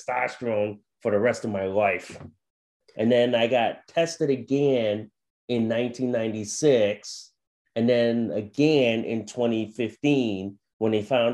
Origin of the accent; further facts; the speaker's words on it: Plainville, Connecticut, United States; also born or lived in Thailand; I'm from Plainville, Connecticut in the New England states. So I've been a lifelong New Englander since birth. I'm originally from Thailand, so I immigrated as a baby.